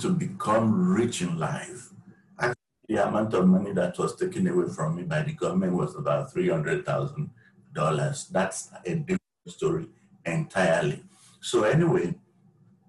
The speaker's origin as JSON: {"language": "English", "country": "Nigeria", "tie": "born or raised there", "moved": "as an adult", "lives_now": "United States", "said": "I was born in Nigeria. I moved to the U.S. in 2001. And while in Nigeria, I had my first degree in economics"}